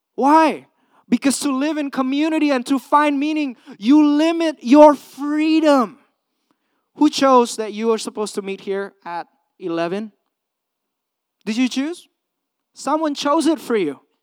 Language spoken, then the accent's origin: English; Indonesia; also born or lived in California, United States; now in United States; I came from Indonesia, third world country, grew up in a communal setting